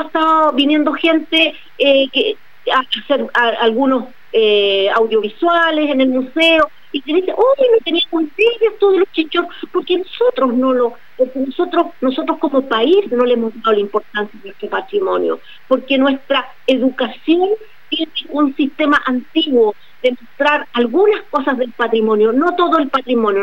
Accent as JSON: {"language": "Spanish", "country": "Chile", "also_born_or_lived": "Arica", "said": "nosotros en Chile"}